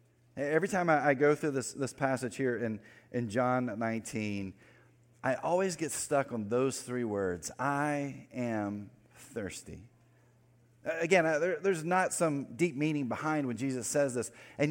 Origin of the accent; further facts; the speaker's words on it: North Carolina, United States; Especially if you're from the area I grew up in North Carolina, the western part